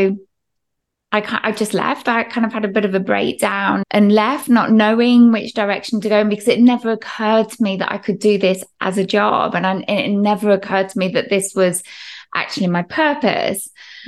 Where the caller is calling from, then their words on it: England, United Kingdom; So I'm actually in the heart of England, UK.